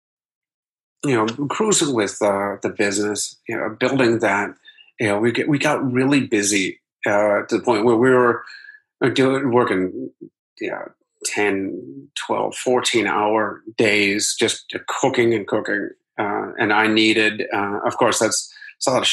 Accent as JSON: {"language": "English", "town": "Akron", "region": "Ohio", "country": "United States", "tie": "born or raised there", "moved": "yes", "said": "my hometown of Akron, Ohio"}